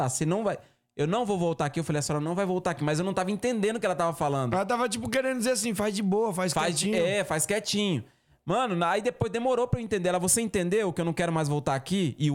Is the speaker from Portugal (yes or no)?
no; Northeast Region, Brazil; eu sou nordestino, né, mano? Eu sou nordestino, cacete, eu nasci na roça gosto de uma galinha, né?